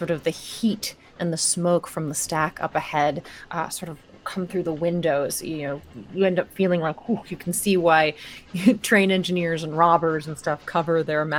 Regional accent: New York, United States; I mean, growing up in New York and these places with the light pollution

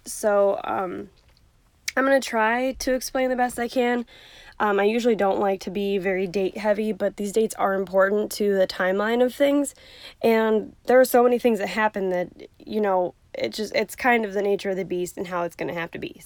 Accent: Ashtabula, Ohio, United States; also born or lived in Cuyahoga County, Ohio; I was born in Ashtabula, Ohio

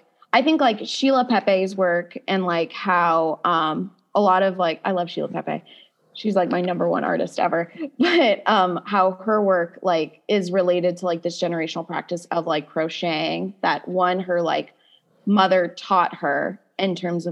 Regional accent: Midwest, United States; like growing up in the Midwest

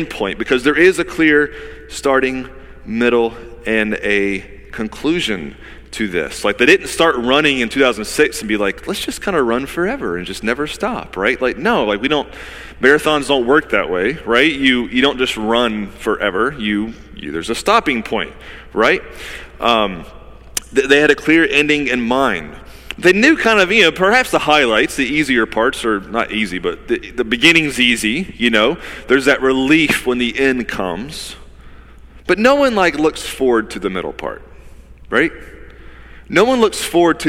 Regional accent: Georgia, United States; now in Wilmington, United States; I'm from Georgia

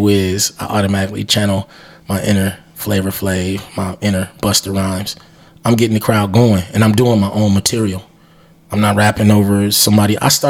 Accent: Milwaukee, Wisconsin, United States; I'm from Milwaukee, but I'm not of Milwaukee

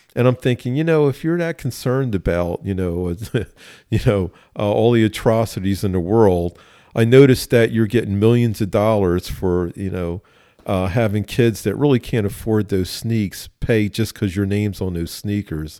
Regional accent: Philadelphia, Pennsylvania, United States; I grew up in West Philly

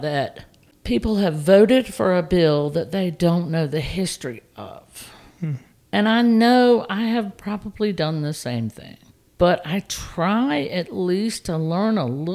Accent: Raleigh, North Carolina, United States; growing up in Raleigh was great

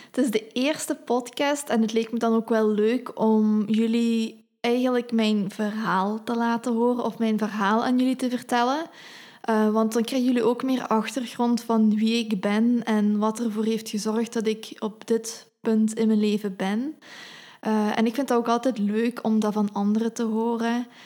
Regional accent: Hasselt, Limburg, Belgium; zoals jullie waarschijnlijk wel horen, ben ik van Limburg. Dus eh, ik ben geboren in Limburg, in Hasselt. Eh, ik woon nu in Genk.

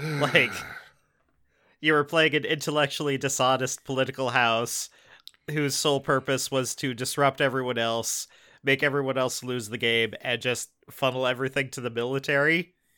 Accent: Tacoma, Washington, United States; we're, we're from Tacoma. Like, you know, we, we live in Pierce County.

